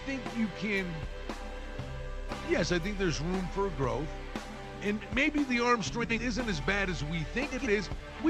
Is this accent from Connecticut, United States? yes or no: no; Buffalo, New York, United States; I'm from Buffalo.